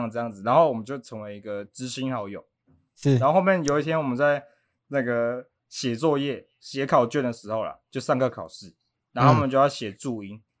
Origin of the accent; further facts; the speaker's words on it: Taiwan; 我是台湾人嘛。